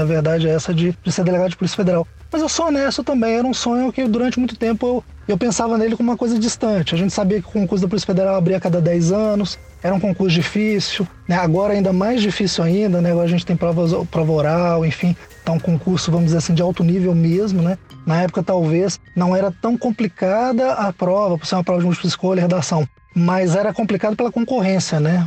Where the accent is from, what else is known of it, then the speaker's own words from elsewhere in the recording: Minas Gerais, Brazil; moved away; also born or lived in Goiás / Mato Grosso; voltei pra casa, voltei pra Minas, né, tava no Goiás, voltei pra Minas